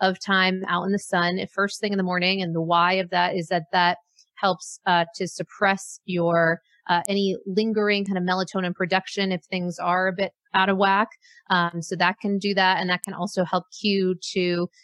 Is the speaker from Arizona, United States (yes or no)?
no; Maine, United States; moved away; I grew up in Maine